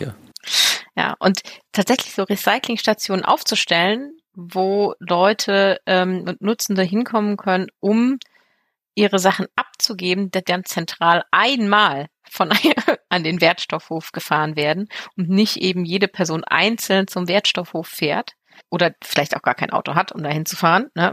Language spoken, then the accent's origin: German; Germany; bei uns in Deutschland